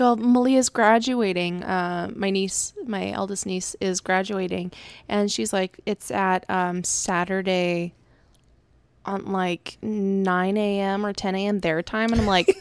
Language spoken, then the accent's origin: English; Arizona, United States; also born or lived in Oregon; I not wasn't born here, but I grew up in Arizona.